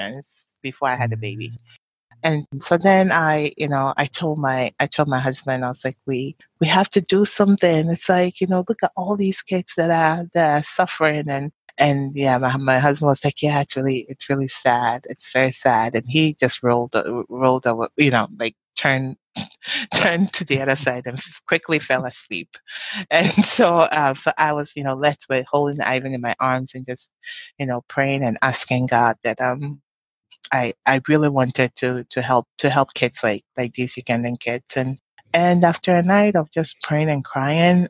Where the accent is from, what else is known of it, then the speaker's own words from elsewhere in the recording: Takoradi, Western Region, Ghana; moved away; poor neighborhoods in Takoradi where I grew up